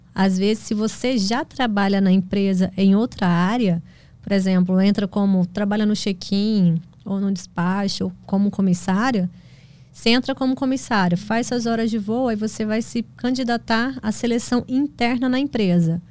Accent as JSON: {"language": "Portuguese", "region": "Goiás", "country": "Brazil", "tie": "born or raised there", "also_born_or_lived": "Goiânia / Mozarlândia", "said": "Eu nasci em Goiânia e morei na fazenda no interior de Goiás, lá, município de Mozarlândia, até os três anos de idade"}